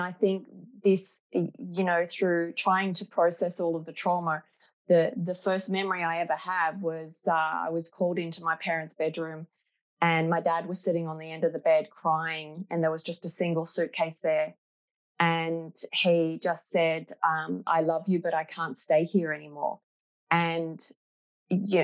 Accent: Australia; I was born in Australia

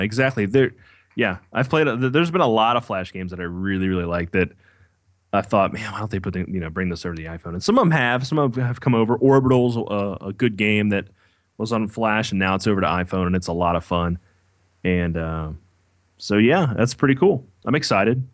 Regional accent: Kentucky, United States; moved away as an adult; now in Ohio, United States; I grew up in Kentucky.

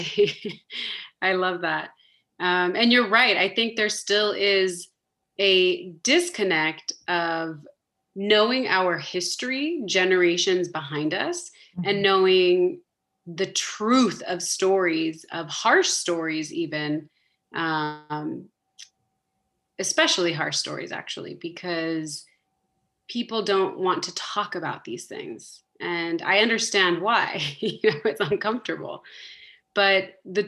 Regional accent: Southern California, United States; moved away as an adult; now in Switzerland; I'm from Southern California, born and raised, first generation on my dad's side, second generation on my mom's side.

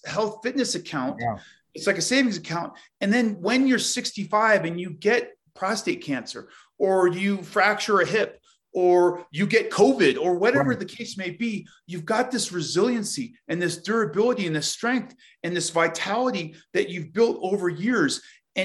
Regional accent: Colorado, United States; I grew up basically in Colorado

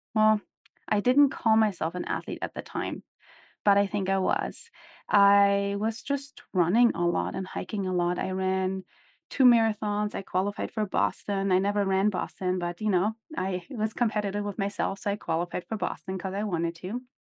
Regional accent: Germany; moved away as an adult; also born or lived in former East Germany / Seattle / Salt Lake City; now in United States; I grew up in Germany, as some of you might know, I was born in former East Germany

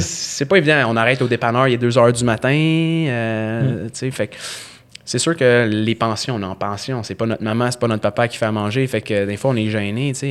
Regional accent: Montreal, Quebec, Canada; J'ai grandi dans l'ouest de l'île

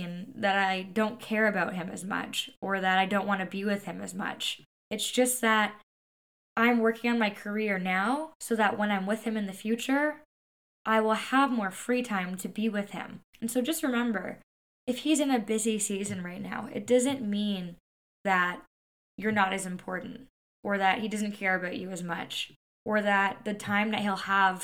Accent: Canada; I'm Canadian

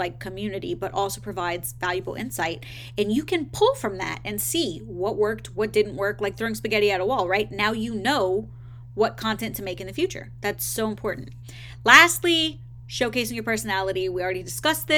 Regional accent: the South, United States; I'm from the South

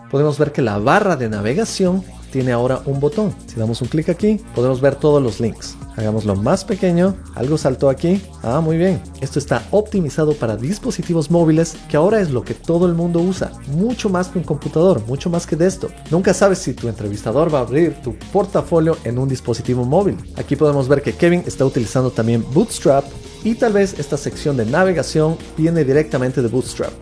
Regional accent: Quito, Pichincha, Ecuador; mi tierra, Quito, Ecuador

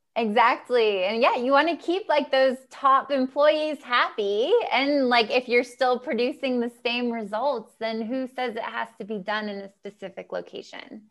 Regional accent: United States; I'm American. I come from the U S

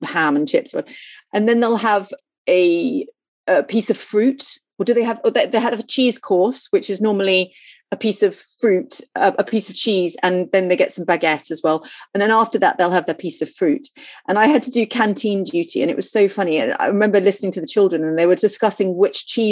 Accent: Bournemouth, South West England, United Kingdom; I was brought up in Bournemouth and I didn't really leave England.

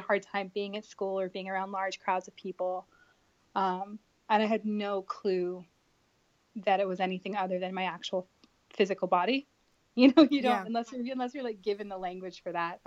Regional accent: Sacramento, California, United States; I grew up in Sacramento, California

